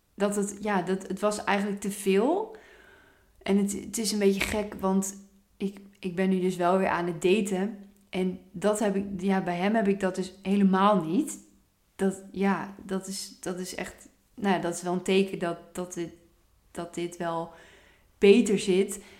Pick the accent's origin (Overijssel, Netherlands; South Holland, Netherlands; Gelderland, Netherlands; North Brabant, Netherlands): Gelderland, Netherlands; Apeldoorn; Ik kom ook oorspronkelijk uit Apeldoorn.